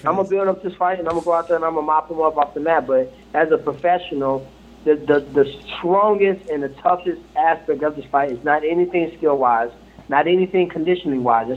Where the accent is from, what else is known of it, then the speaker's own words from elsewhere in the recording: Ferguson, Missouri, United States; Growing up in Ferguson, you know I mean, family of 13, came from the bottom